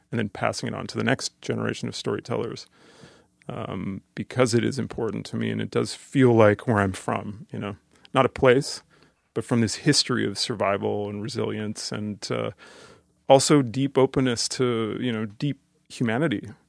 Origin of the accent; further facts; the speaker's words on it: Canada; I'm growing up in Canada as a assimilated Canadian